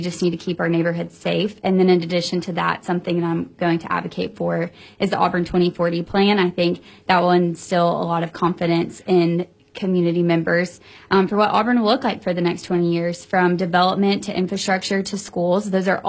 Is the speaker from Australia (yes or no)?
no; Germany; born there; also born or lived in South Korea; I've lived all over the world. I was born in Germany and lived in South Korea